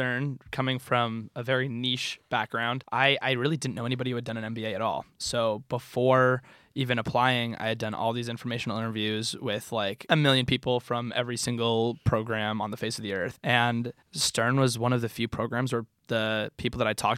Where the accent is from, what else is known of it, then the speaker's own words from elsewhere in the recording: Seattle, Washington, United States; now in New York City, United States; I'm from Seattle